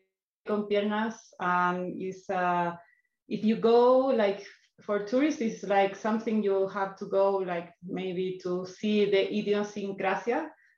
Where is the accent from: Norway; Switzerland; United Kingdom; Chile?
Chile; Santiago, Santiago Metropolitan Region; English is a second language; moved away as an adult; also born or lived in Mexico City; now in Tulum, Mexico; I grew up in Santiago, and then I decided to move to Mexico City. Then things of life take me to Tulum.